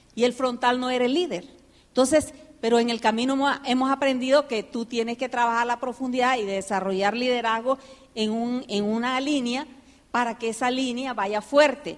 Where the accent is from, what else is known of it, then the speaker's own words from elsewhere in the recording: United States; also born or lived in Nicaragua; now in Panama; me crié en Estados Unidos